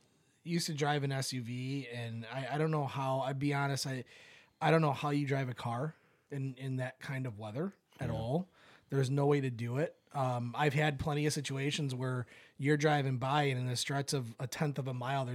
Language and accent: English; Michigan, United States; I'm from Michigan. I haven't heard of it.